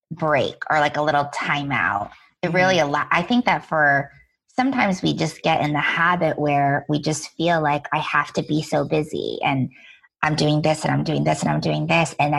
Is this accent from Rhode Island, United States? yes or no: yes; Rhode Island, United States; moved away as an adult; now in New York City, United States; I grew up in Rhode Island